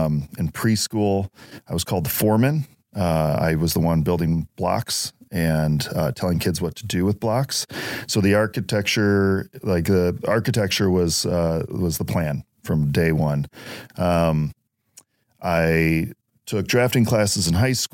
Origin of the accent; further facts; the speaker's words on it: Wheaton, Illinois, United States; both my wife and I grew up in Wheaton, moved back to Wheaton when we got married after college.